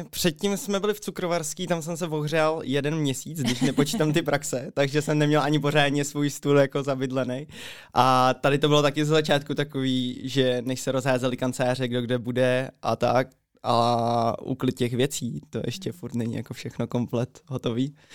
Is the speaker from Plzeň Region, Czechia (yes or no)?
yes; Plzeň, Plzeň Region, Czechia; accent: Plzeň; Jsem, jsem ze Plzně. Jasně. Narodil jsem se v Plzni, ano, je to tak. A i tu studiu